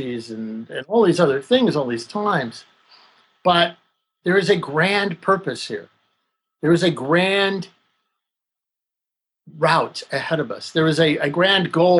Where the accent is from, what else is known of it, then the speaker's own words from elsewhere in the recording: Texas, United States; moved away; I'm a British Texan. I'm an English kid from Texas